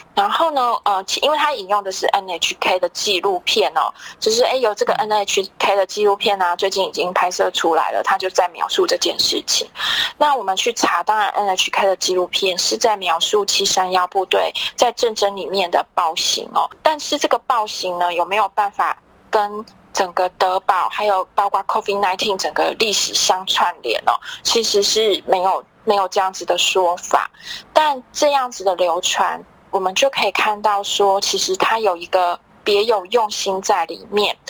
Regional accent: Taiwan; 台湾其实我们很自豪的

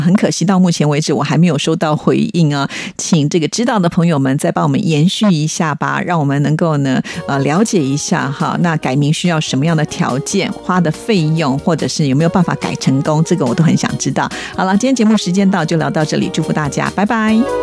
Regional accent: Taiwan; 我虽然生长在台湾哦，可是因为生长 在北部跟南部呢，就会有一些差异性哈

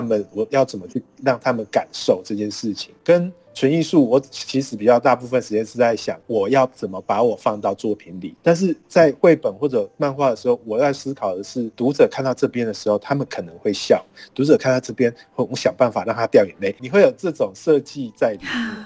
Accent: Tainan, Taiwan; 我也是台南人

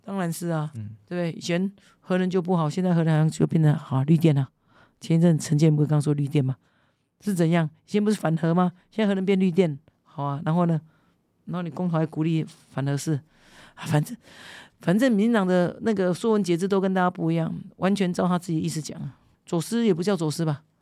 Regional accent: Kinmen, Fujian Province, Taiwan; first language Hokkien; Chinese is a second language; 我们认同我们是金门人啊

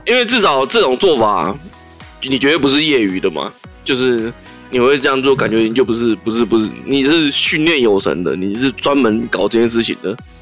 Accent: Taiwan; 我们台湾人经不起，经不起第二次的三级了

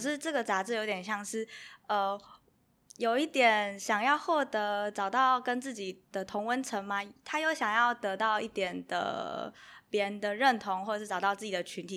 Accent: Kaohsiung, Taiwan; now in Taipei, Taiwan; 因为我是高雄人，然后我从高雄来台北之后

